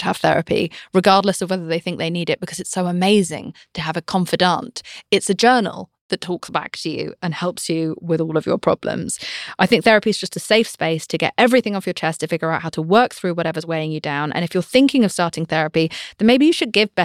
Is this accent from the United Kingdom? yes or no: yes; United Kingdom; I'm British